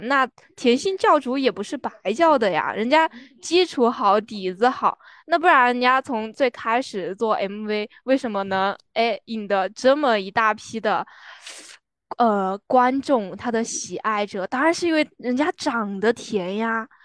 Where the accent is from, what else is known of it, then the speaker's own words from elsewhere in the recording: Sichuan, China; 作为一个四川人